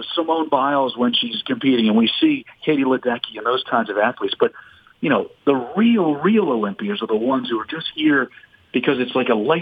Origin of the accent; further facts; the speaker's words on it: Washington, District of Columbia, United States; I love D.C. It's my hometown